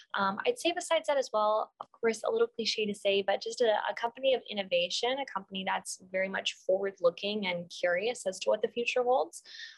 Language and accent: English; Detroit, Michigan, United States; moved away as an adult; also born or lived in Dallas, Texas / Whidbey Island, Washington; now in Seattle, United States; I grew up in Metro Detroit.